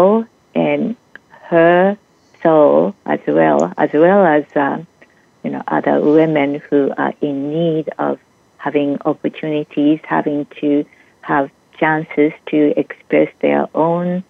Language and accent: English; Japan; moved away as an adult; now in United States; I am originally from Japan.